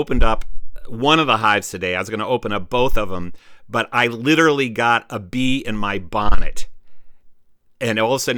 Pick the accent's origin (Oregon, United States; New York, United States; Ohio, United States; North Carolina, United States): Ohio, United States; I was born in Ohio